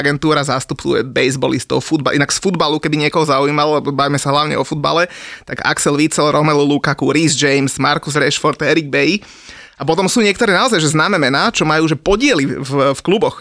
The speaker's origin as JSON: {"language": "Slovak", "town": "Bratislava", "region": "Bratislava Region", "country": "Slovakia", "said": "Ja som z Ružinova"}